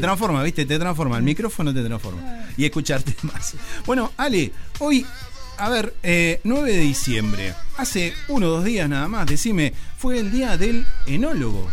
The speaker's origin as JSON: {"language": "Spanish", "town": "Paraná", "region": "Entre Ríos", "country": "Argentina", "tie": "born or raised there", "also_born_or_lived": "Citibel (unclear birthplace)", "moved": "yes", "said": "yo soy nacido eh, en Citibel, pero eh, a los tres años me fui a a, Paraná. Y en Entre Ríos, bueno, tenía ahí en la escuela"}